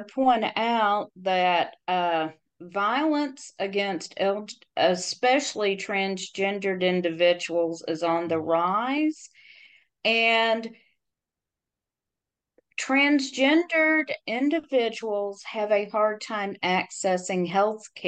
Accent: Tennessee, United States; my home state of Tennessee

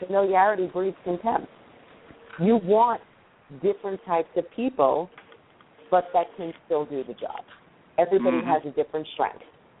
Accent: New York City, New York, United States; accent: New York; I'm from Queens. I was born and raised in Queens.

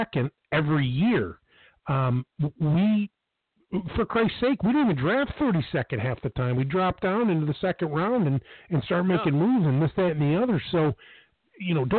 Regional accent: Buffalo, New York, United States; moved away; I'm from Buffalo

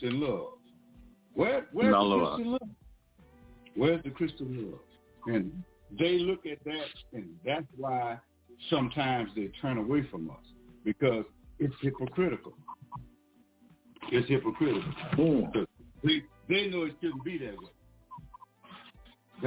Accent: Louisiana, United States; I was born in Louisiana, if you got hurt, you had to travel almost 100 miles to the nearest hospital

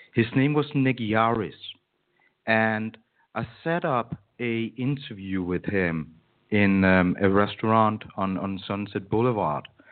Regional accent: Denmark; my hometown in Denmark

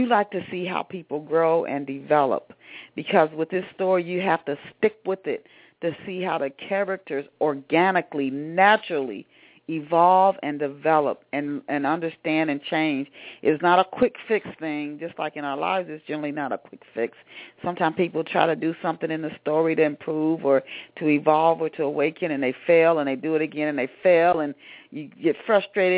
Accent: Dayton, Ohio, United States; my hometown of Dayton

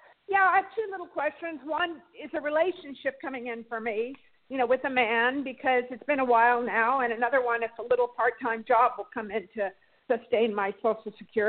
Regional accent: Santa Barbara, California, United States; I'm from California, Santa Barbara.

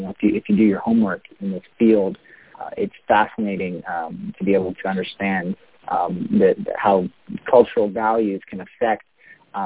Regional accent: Canada; as a Canadian

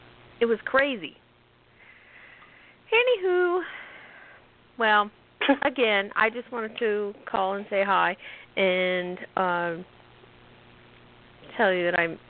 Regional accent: Tipp City, Ohio, United States; moved away; I'm from Ohio. Southern Ohio, no less. I'm from Tip City.

